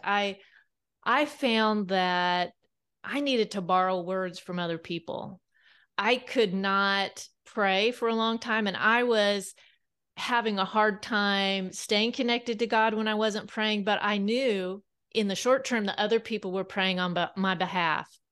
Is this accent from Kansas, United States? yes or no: yes; South Central Kansas, United States; now in Bentonville, United States; I grew up on a wheat farm in South Central Kansas